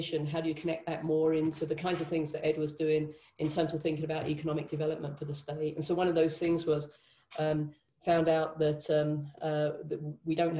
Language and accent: English; London, United Kingdom; moved away as an adult; also born or lived in Nottingham, United Kingdom / Cardiff, United Kingdom / Berlin, Germany / Moscow, Russia; now in Laramie, United States; I grew up in London